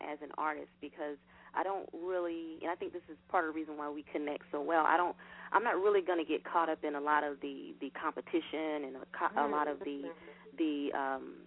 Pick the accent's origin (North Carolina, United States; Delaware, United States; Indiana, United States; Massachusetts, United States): Indiana, United States; now in Atlanta, United States; I am originally from Indiana, but I live in Atlanta now